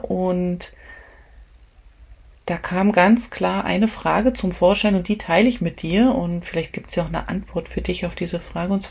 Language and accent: German; Germany; weil ich bin ja Deutsche und das ist ja mein Herkunftsland